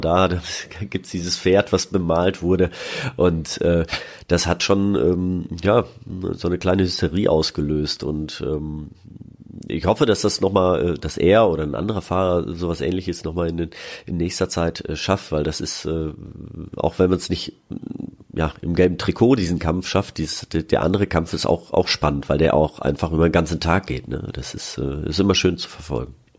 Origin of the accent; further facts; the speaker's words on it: Freiburg, Baden-Württemberg, Germany; moved away; in Freiburg, in meiner alten Heimatstadt